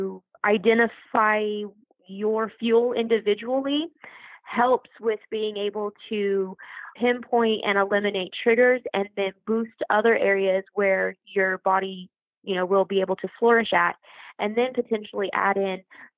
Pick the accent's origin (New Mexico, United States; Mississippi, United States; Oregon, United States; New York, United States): New Mexico, United States; I came back to my home state of New Mexico